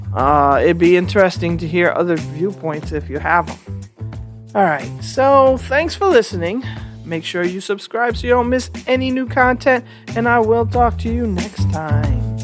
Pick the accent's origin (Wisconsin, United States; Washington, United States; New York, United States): New York, United States; also born or lived in Texas; I'm from New York